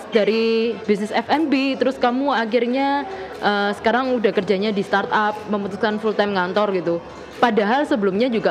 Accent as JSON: {"language": "Indonesian", "town": "Malang", "region": "East Java", "country": "Indonesia", "said": "kita karena kita orang Malang kita bahasanya juga"}